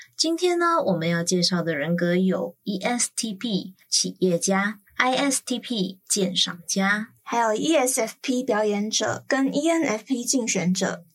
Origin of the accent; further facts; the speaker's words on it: Malaysia; now in Taiwan; 我一个马来西亚人